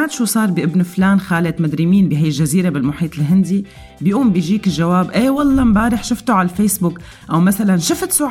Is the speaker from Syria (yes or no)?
yes; Syria; ويلي هي حياتنا كسوريين باللجوء والهجره هذا الموضوع ترك اثر على العائله السوريه وعلى الانسان السوري وين ما كان